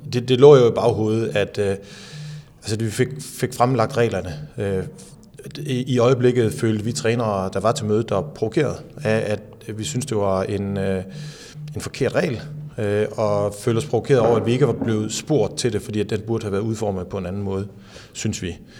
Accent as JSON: {"language": "Danish", "town": "Skanderborg", "region": "Central Denmark Region", "country": "Denmark", "tie": "born or raised there", "said": "jeg voksede op i Skanderborg"}